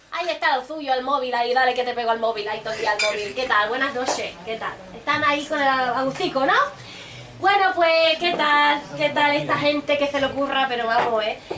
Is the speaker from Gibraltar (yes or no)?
yes; Gibraltar; Yo soy de Gibraltar. ¿Lo ven, no? De Gibraltar. Pero nací en Gibraltar